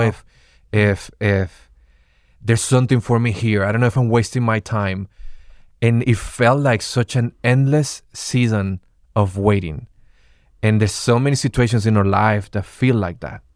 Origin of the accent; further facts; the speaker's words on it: Venezuela; English is a second language; now in United States; I'm originally from Venezuela, and coming to the United States